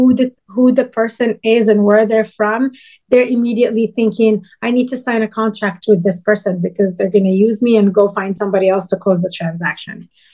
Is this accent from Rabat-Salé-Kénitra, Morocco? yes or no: no; Casablanca, Casablanca-Settat, Morocco